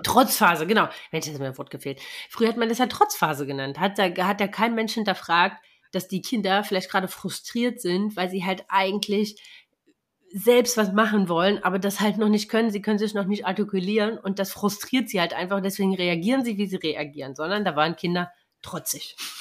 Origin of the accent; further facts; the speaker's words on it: East Germany, Germany; ich bin ja im Osten groß geworden